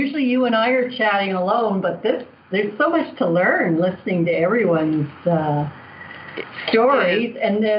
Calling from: Toronto, Ontario, Canada; I'm calling from Toronto, Canada.

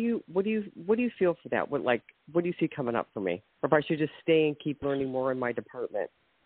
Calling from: Ohio, United States; from Ohio.

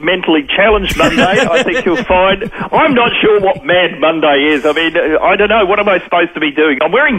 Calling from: Melbourne, Victoria, Australia; I'm calling you from Melbourne, so I'm half an hour in the future.

